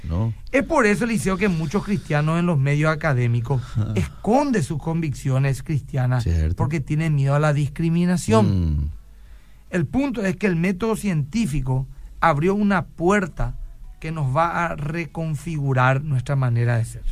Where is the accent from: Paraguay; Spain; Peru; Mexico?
Paraguay; lo que somos nosotros los paraguayitos